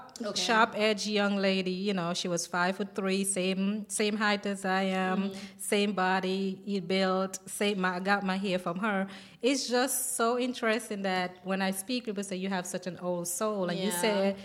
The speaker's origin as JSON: {"language": "English", "country": "St. Kitts & Nevis", "moved": "yes", "lives_now": "Jackson, United States", "said": "I'm from St. Kitts and Nevis."}